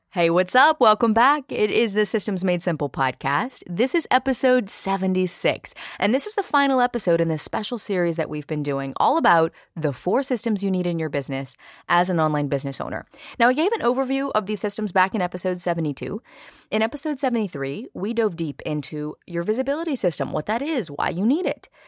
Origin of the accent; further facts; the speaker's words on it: Louisiana, United States; also born or lived in New Orleans; I grew up in a small town about an hour north of the city